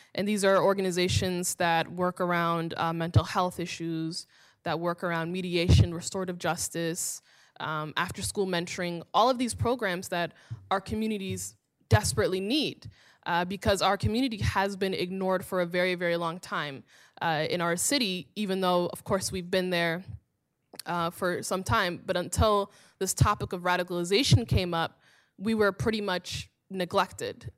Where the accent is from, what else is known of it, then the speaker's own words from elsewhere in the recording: Minneapolis, Minnesota, United States; I am from Minneapolis, and I am from the Somali community in Minneapolis.